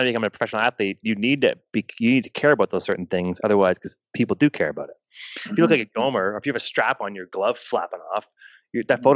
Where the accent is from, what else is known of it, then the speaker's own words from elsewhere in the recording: Ontario, Canada; moved away; I grew up in Ontario